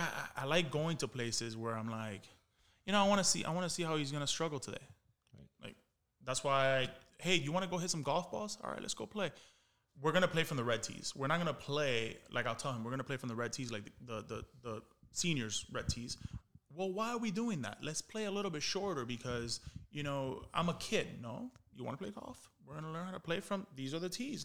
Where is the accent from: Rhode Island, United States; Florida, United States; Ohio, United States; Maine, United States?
Florida, United States; Miami; I was from Miami. Like, I took pride saying that I played Little League in Miami